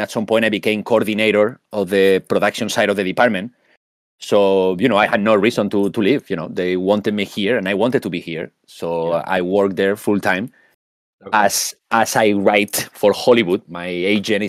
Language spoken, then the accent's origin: English; Spain; English is a second language; now in San Francisco Bay Area, United States; I come from Spain. First of all, if my accent didn't give it away yet.